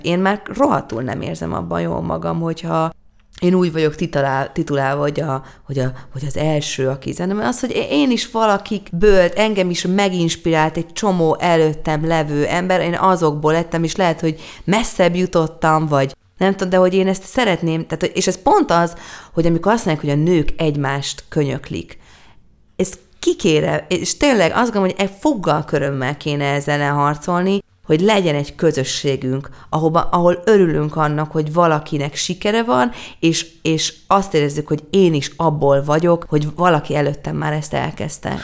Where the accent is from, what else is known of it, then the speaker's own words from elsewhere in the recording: Hungary; nekem sikerül magyarként egy nagy nemzetközi karriert befutnom